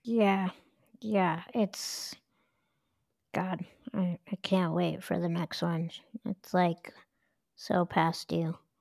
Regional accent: Denver, Colorado, United States; born or raised there

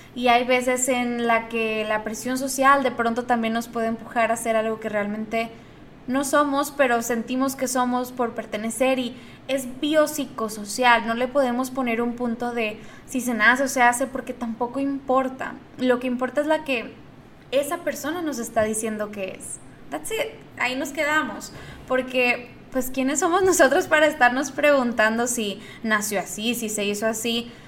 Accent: Monterrey, Nuevo León, Mexico; Yo soy de Monterrey

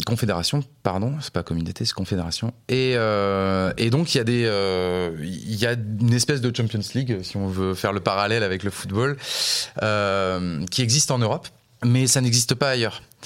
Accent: La Rochelle, Nouvelle-Aquitaine, France; born or raised there; moved away as an adult; also born or lived in Montpellier

